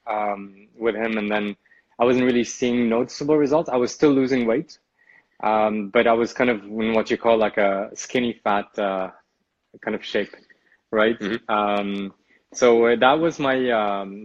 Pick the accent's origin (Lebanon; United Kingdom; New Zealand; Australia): Lebanon; now in Amsterdam, Netherlands; I am originally Lebanese